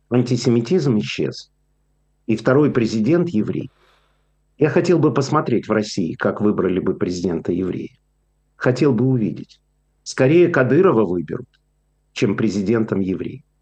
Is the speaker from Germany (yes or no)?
no; Ukraine; moved away; я уехал из Украины, потому что советская Украина это была самым антисемитским, э, самой антисемитской республикой, которую только можно было представить.